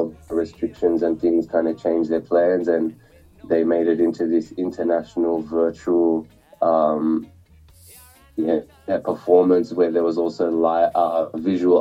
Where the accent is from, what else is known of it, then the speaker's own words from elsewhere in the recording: Sydney, New South Wales, Australia; I'm from Sydney, Australia, Western Sydney. My parents are from India, actually